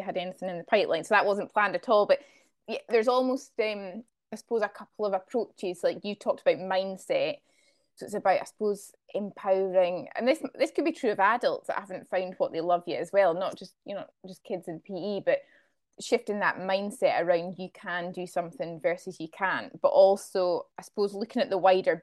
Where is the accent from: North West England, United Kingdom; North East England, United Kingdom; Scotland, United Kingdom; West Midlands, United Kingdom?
Scotland, United Kingdom; I'm from Scotland, we played a lot of rugby at school, rugby and hockey.